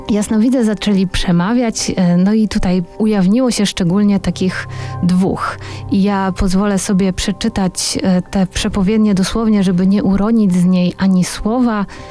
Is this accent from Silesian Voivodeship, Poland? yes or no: no; Warsaw, Masovian Voivodeship, Poland; jestem, jestem z Warszawy